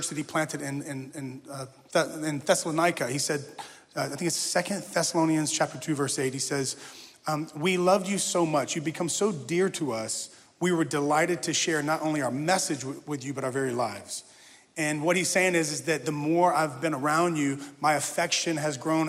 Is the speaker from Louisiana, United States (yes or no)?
yes; Louisiana, United States; now in Nashville, United States; My family, we all live in Nashville, Tennessee. We call it Nash Vegas. It's a little wild there in Nashville. But we're originally from Louisiana.